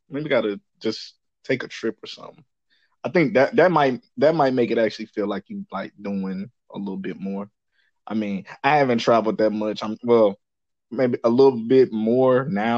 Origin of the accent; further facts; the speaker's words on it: Dallas, Texas, United States; moved away as an adult; now in California, United States; I'm from Dallas